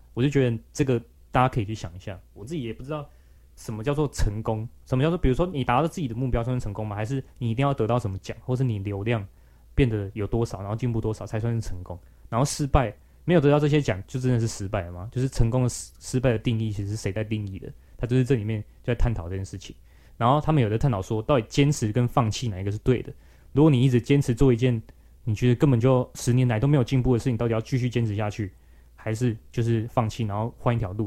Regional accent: Taichung, Taiwan; moved away as an adult; also born or lived in New Taipei; 但是我台中人的话，离那边其实不远，而且我们都是海线

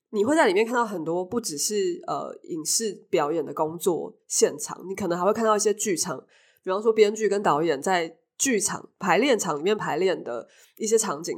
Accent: Taipei, Taiwan; 因为我是台北人，然后我就，我就在台北

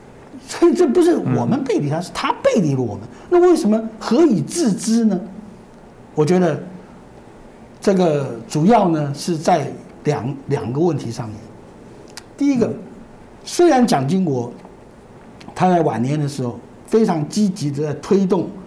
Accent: Taiwan; 这个我作为一个外省人，我父母都是从江西赣州过来，啊，那么我个人的观察，因为这个我以前我父亲做警察，所以各地全台全台湾各地轮流轮流调，所以我住过台湾很多地方。

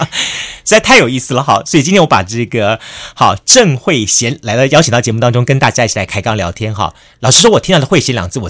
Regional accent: Taiwan; 鱼蛋哈，就好像是我们台湾人，比方说吃碗粿，

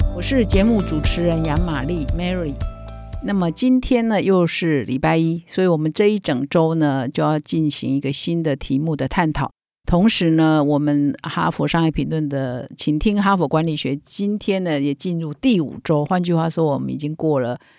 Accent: Taiwan; 我们台湾人

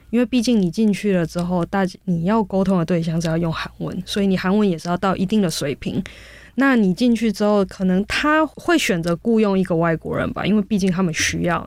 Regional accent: Taiwan; moved away as an adult; also born or lived in South Korea; 我是台湾人

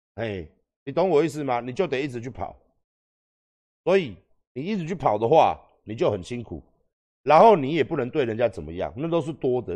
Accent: Taiwan; 我们台湾人

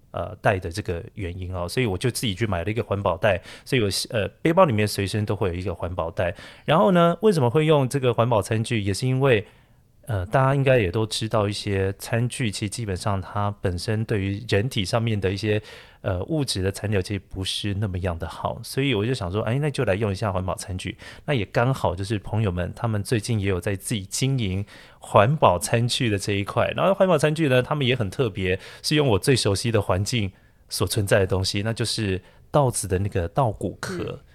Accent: Yilan, Yilan County, Taiwan; 我是来自宜兰，所以我非常喜欢下雨的声音

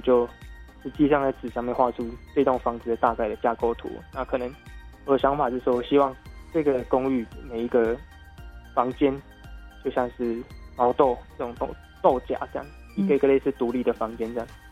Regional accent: Tainan, Taiwan; 我是台南人，但是我住新营区

